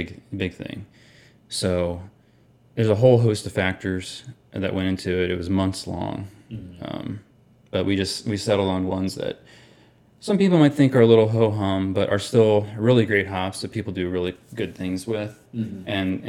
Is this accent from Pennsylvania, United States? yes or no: yes; Pennsylvania, United States; More or less, we're from Pennsylvania. My wife is definitely from Pennsylvania. I've lived sort of all over growing up. I don't really have like a home state in particular.